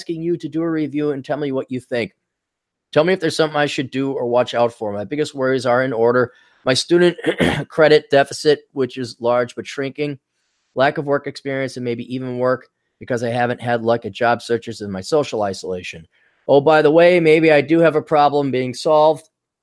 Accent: Wisconsin, United States; growing up in Wisconsin

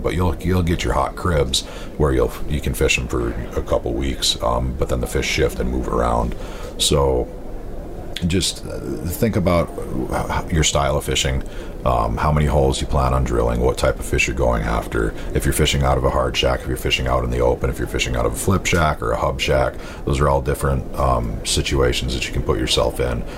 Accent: North Dakota, United States; also born or lived in southwestern Wisconsin; now in Wisconsin, United States; I grew up in North Dakota

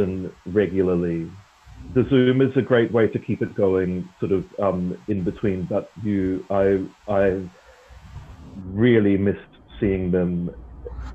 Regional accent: Auckland, New Zealand; I grew up in Auckland in New Zealand.

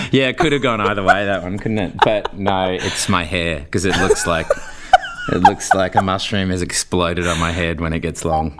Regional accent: Brisbane, Queensland, Australia; I lived in Toowoong, I grew up in Toowoong

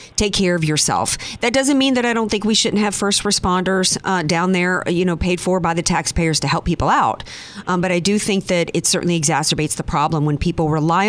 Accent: the South, United States; Growing up in the South after Camille, the lesson was don't ride it out.

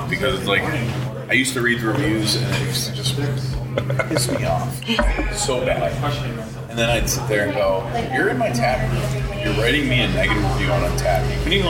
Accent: Buffalo, New York, United States; where are you from? Buffalo.

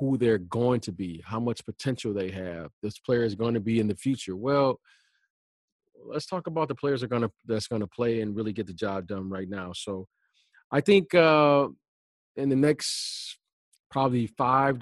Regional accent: Detroit, Michigan, United States; I grew up growing up in Detroit

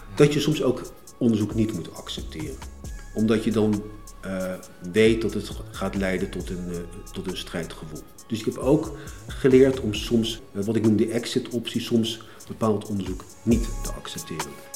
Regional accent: Leidschendam, South Holland, Netherlands; also born or lived in The Hague; geboren in Den Haag, opgroeiend in Leidschendam

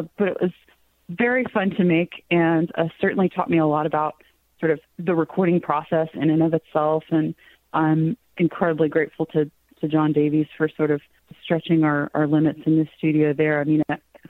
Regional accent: Cave Springs, Arkansas, United States; the street that I grew up in Cave Springs

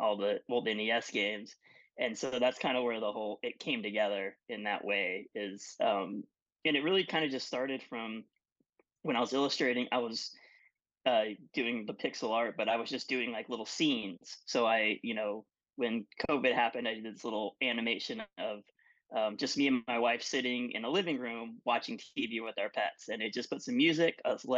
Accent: West Texas, United States; where I grew up in West Texas

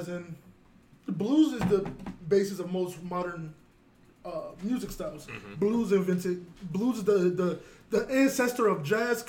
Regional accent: Virginia, United States; I'm from Virginia.

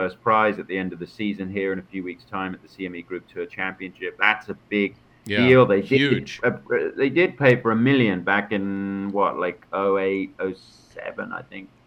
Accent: London area, United Kingdom; also born or lived in Macon, Georgia, United States / Orlando, United States; what I grew up on here in the London area.

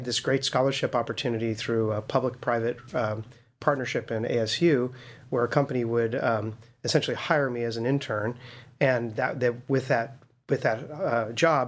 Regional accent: Las Vegas, Nevada, United States; I was born and raised in Vegas. Yeah, I never lived anywhere else

